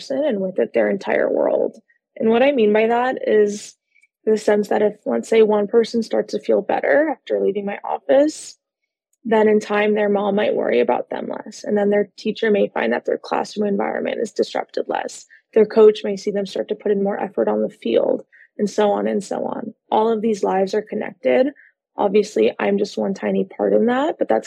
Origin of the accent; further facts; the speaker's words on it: Los Angeles, California, United States; I am a licensed therapist based out of Los Angeles, California. I'm actually from Los Angeles